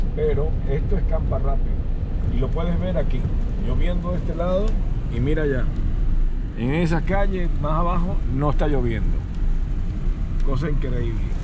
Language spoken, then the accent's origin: Spanish; Valencia, Carabobo, Venezuela; moved away as an adult; Yo soy de Valencia